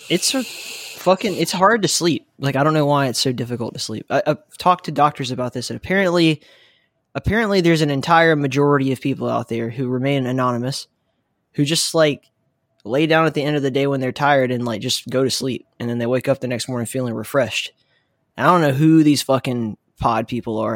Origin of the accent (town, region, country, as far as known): the South, United States